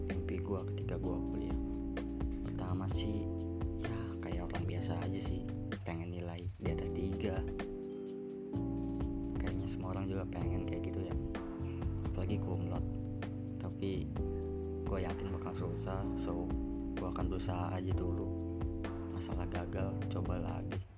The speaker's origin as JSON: {"language": "Indonesian", "town": "Serang", "region": "Banten", "country": "Indonesia", "said": "oh iya jurusan gua jurusan teknik pertambangan asal gua Serang Banten"}